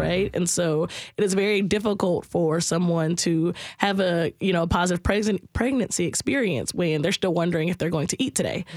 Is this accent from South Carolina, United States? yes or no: yes; South Carolina, United States; moved away; I'm originally from South Carolina